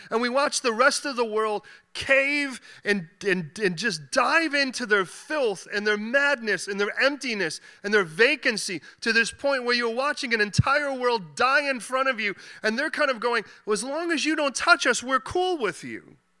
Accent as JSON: {"language": "English", "town": "Chicago", "region": "Illinois", "country": "United States", "tie": "born or raised there", "moved": "yes", "lives_now": "London, United Kingdom", "said": "I was born in Chicago"}